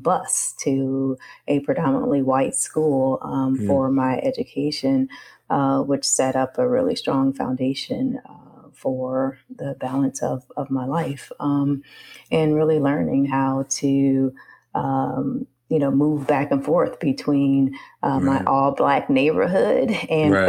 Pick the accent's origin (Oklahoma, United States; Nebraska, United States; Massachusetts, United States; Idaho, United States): Nebraska, United States; Omaha; I'm originally from Omaha, Nebraska.